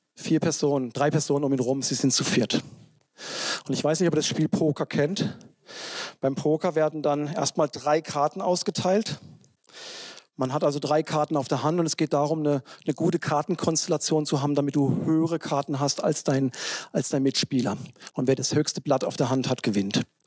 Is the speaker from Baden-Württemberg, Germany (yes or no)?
yes; south of Freiburg, Baden-Württemberg, Germany; moved away; in der evangelischen Landeskirche in, Südbaden, ne, südlich von Freiburg, wo ich herkomme